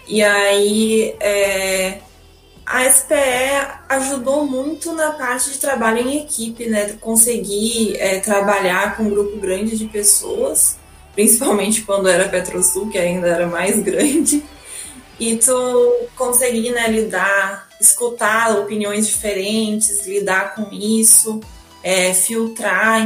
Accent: Pelotas, Rio Grande do Sul, Brazil; moved away as an adult; now in Rio de Janeiro, Brazil; eu sou de Pelotas, sou natural de Pelotas

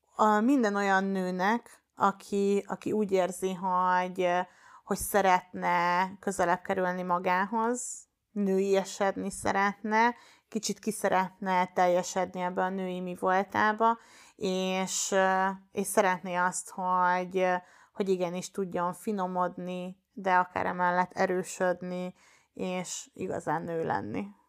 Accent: Baja, Bács-Kiskun, Hungary; moved away; Én bajai vagyok eredetileg, és ott egy egyesülethez kerültem be

